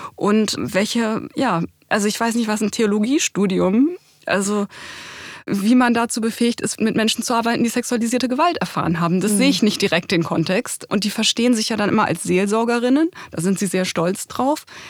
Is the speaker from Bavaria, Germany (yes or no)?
no; Bremen, Germany; Also ich komme ja aus Bremen